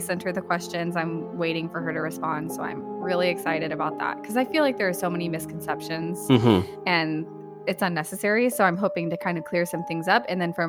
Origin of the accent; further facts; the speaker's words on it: McKinney, Texas, United States; growing up in McKinney, we were on the border of Princeton, and there was a lake called Lake Levan